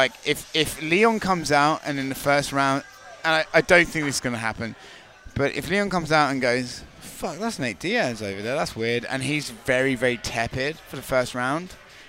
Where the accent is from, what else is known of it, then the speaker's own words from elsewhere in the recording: United Kingdom; I'm a British guy, okay?